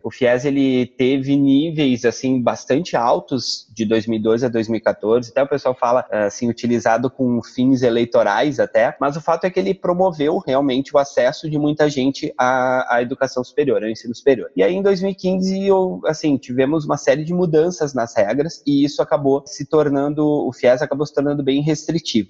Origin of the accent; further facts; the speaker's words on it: Porto Alegre, Rio Grande do Sul, Brazil; moved away as an adult; also born or lived in São Paulo; now in Recife, Brazil; Eu sou de Porto Alegre, nascido e criado em Porto Alegre